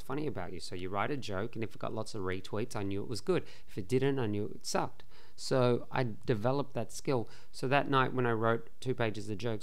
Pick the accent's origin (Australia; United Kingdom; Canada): Australia; being Australian